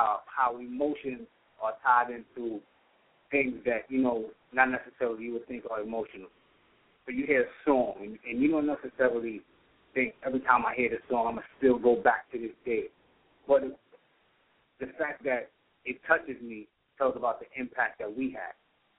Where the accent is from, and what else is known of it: New York City, New York, United States